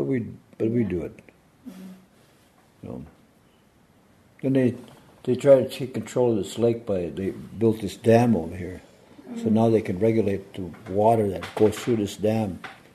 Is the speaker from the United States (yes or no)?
yes; Federal Dam, Minnesota, United States; I was born in Federal Dam.